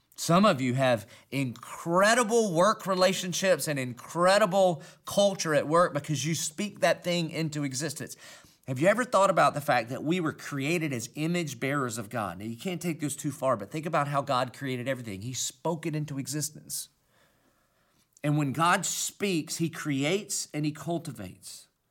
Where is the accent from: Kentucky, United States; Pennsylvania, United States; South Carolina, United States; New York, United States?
South Carolina, United States; Dillon; accent: southern country; I obviously have a southern country accent. And that's because I'm from Dillon, South Carolina